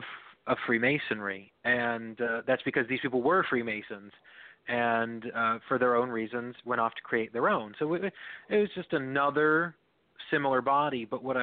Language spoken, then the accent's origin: English; Northeast Pennsylvania, United States; being from the Northeast PA area